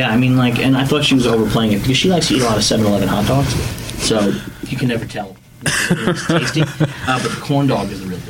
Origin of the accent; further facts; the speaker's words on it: New York City, New York, United States; I'm from New York City.